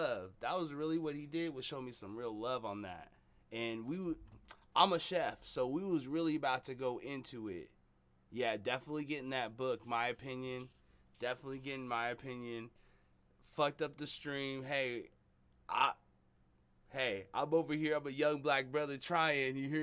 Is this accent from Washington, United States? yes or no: yes; Seattle, Washington, United States; I'm from Seattle